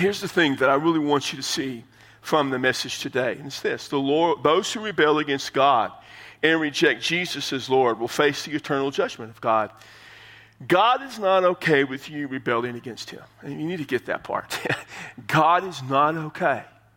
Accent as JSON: {"language": "English", "town": "San Antonio", "region": "Texas", "country": "United States", "tie": "born or raised there", "said": "San Antonio, my hometown"}